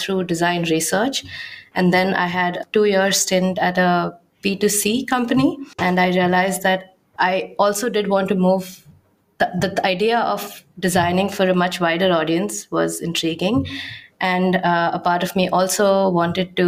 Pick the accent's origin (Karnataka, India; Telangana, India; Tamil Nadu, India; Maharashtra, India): Maharashtra, India; Mumbai; moved away as an adult; now in Amsterdam, Netherlands; I'm originally from Mumbai